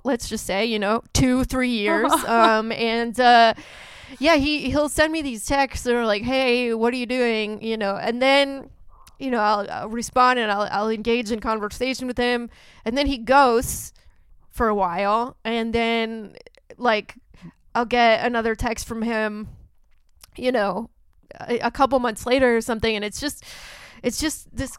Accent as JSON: {"language": "English", "town": "Santa Clarita", "region": "California", "country": "United States", "tie": "born or raised there", "said": "I didn't actually grow up in Bakersfield. I grew up I grew up in Santa Clarita, which is the same area code."}